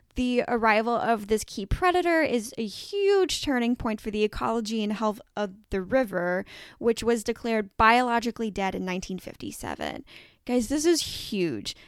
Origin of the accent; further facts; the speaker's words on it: Evansville, Indiana, United States; moved away; my hometown of Evansville, Indiana, I no longer live there, but, um, that is where I grew up